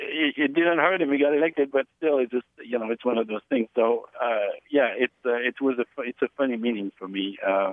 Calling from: Eureka, California, United States; I am calling from Eureka, California.

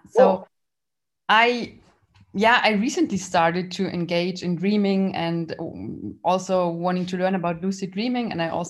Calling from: Munich, Bavaria, Germany; I'm calling in from Munich, from Germany

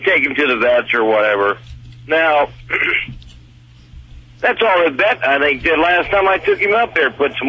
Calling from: California, United States; Well, we're over here on 15 in California right at the moment.

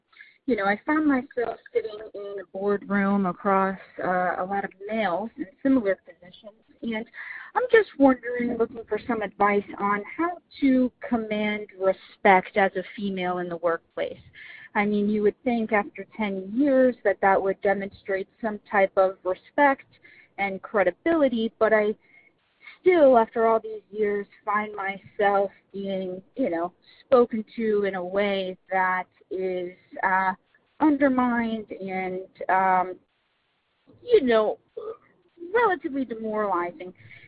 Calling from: Florida, United States; I'm calling from Florida.

